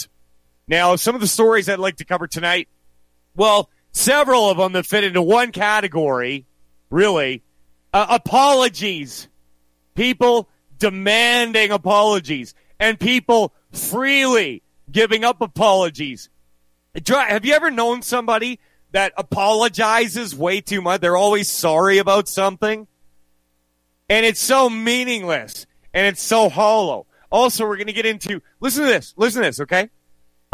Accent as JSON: {"language": "English", "region": "Western Canada", "country": "Canada", "tie": "born or raised there", "also_born_or_lived": "United States", "said": "I was born here. I grew up here for most of my life."}